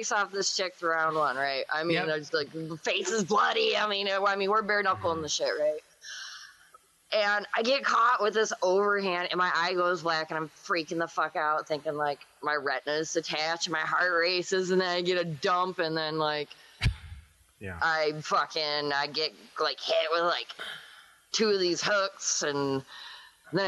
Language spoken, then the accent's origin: English; Flint, Michigan, United States; I'm from Michigan, man. We're Midwest fuckers.